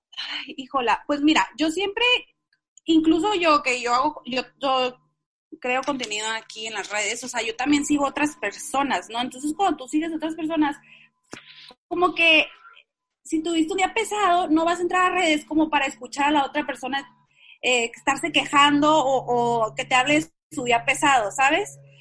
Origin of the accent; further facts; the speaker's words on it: Tijuana, Baja California, Mexico; yo soy norteña, o sea, soy de Tijuana, siempre, o sea, crecí en, en, en esos, eh, ¿cómo se dicen? Dos mundos, de la frontera